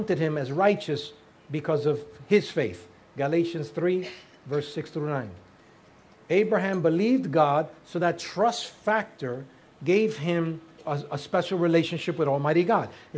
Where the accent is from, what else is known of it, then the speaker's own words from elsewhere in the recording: New York City, New York, United States; And I was raised in Harlem